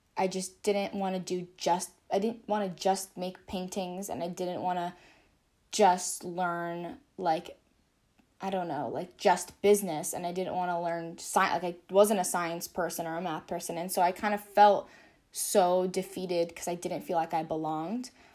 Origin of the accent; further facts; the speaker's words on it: California, United States; I grew up, born and raised in California